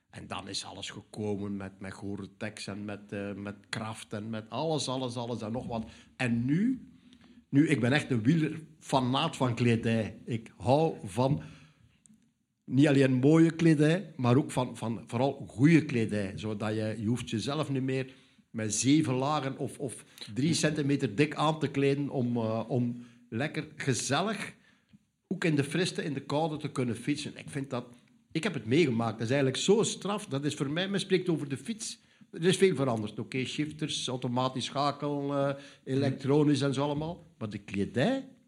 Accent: Zeelandic Flanders, Netherlands; in Vlaanderen, of in Nederland, ik in mijn geval dan. Hè. Zeeuws Vlaanderen

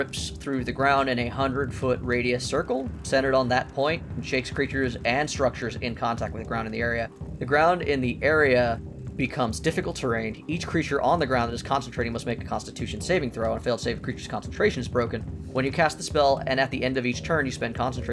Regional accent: California, United States; We are Californian

